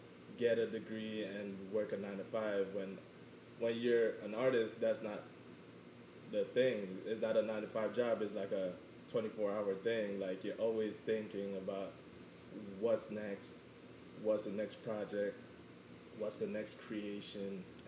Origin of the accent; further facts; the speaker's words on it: Jamaica; let me get into my background. I am Jamaican and I'm quarter Chinese.